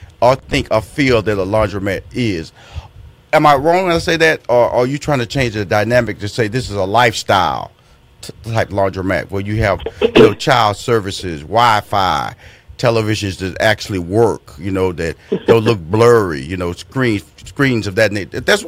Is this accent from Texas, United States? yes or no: yes; Houston, Texas, United States; Now, I'm also from Fifth Ward, Texas. And Fifth Ward, Texas is one of those underserved communities that you reference